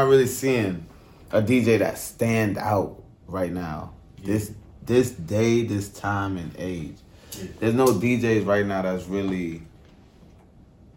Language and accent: English; New York City, New York, United States; moved away as an adult; now in Atlanta, United States; I'm from Brooklyn, East New York